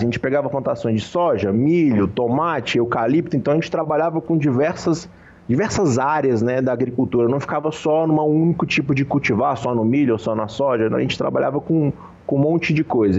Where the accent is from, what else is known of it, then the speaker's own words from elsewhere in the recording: Goiânia, Goiás, Brazil; Eu, eu sou, né, de Goiânia, Goiás